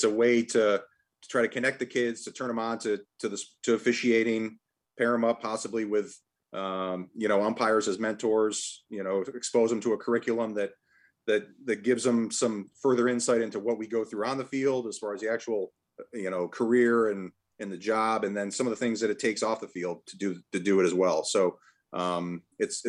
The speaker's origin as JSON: {"language": "English", "region": "Massachusetts", "country": "United States", "tie": "born or raised there", "said": "growing up in Massachusetts"}